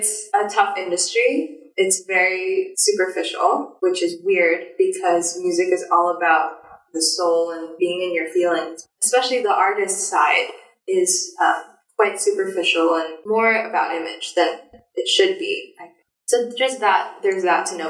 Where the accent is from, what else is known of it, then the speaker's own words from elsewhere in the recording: Singapore; now in Hong Kong; I'm Singaporean